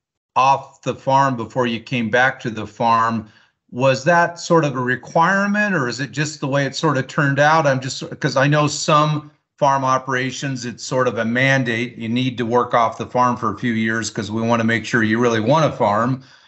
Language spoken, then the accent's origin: English; Dixie, Walla Walla area, Washington, United States; where I grew up in the Dixie Walla Walla area, we got steep ground.